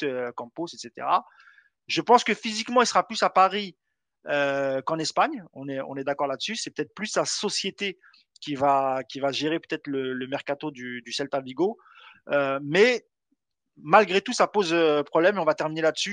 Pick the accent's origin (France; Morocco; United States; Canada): Morocco; chez moi au Maroc